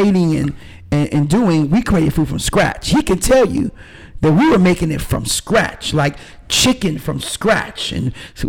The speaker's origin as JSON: {"language": "English", "region": "New York", "country": "United States", "moved": "yes", "lives_now": "Decatur, United States", "said": "I'm from New York originally. My family's from Jamaica, but I'm from New York"}